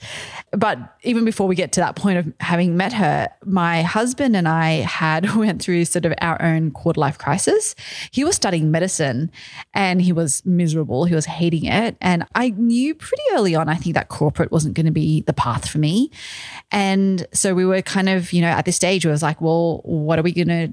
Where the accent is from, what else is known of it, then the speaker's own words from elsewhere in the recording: Australia; accent: Australian; moved away as an adult; also born or lived in Malaysia; now in New York City, United States; when I was a baby, my parents moved to Australia. So I grew up, I have a very strong Australian accent, I'm told.